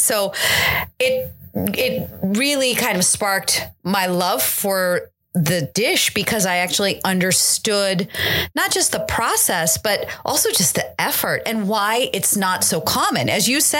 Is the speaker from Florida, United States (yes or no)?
no; Silicon Valley, California, United States; moved away; I grew up in California, in the Silicon Valley